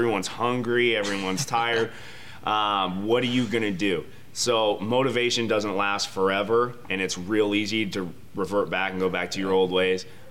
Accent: Phoenix, Arizona, United States; also born or lived in Reno, Nevada; I grew up here in the Valley. I'm a Phoenix guy

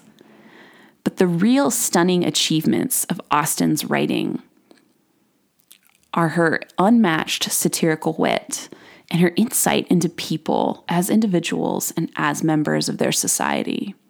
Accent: United States; As an American

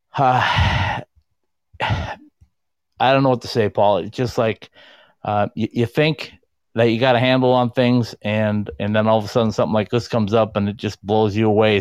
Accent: Minnesota, United States; being a Minnesotan

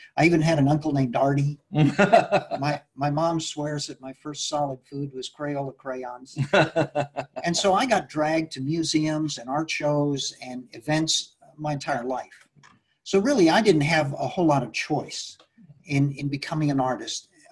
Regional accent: Mexico City, Mexico; I was born and brought up in Mexico City

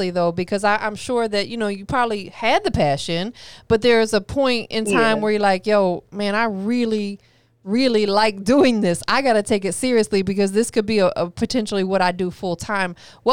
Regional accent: Florida, United States; I'm from Florida

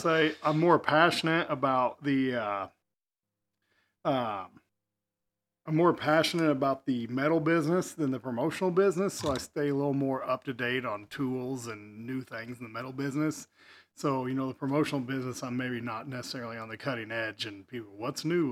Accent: Effingham, Illinois, United States; also born or lived in Wyoming; I was born and raised in Effingham

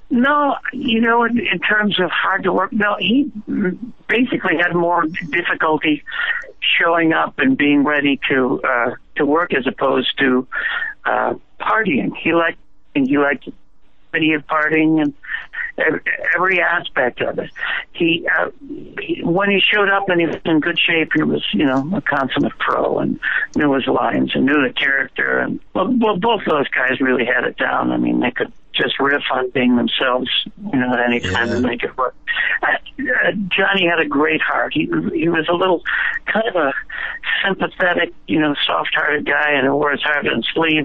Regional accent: Chicago, Illinois, United States; moved away; it's my hometown. I'm back in my hometown

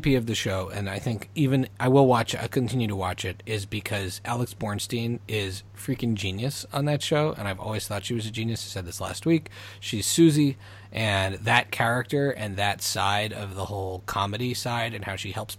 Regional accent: Montreal, Quebec, Canada; growing up in Montreal when we grew up.

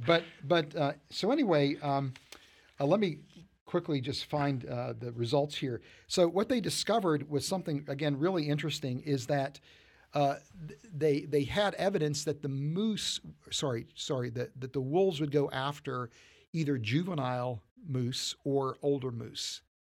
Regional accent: West Virginia, United States; growing up in, in West Virginia.

